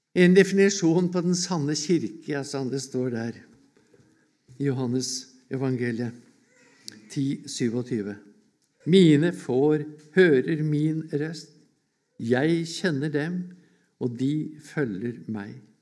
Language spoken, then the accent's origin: Norwegian; Årnes, Akershus, Norway; hjemme på Årnes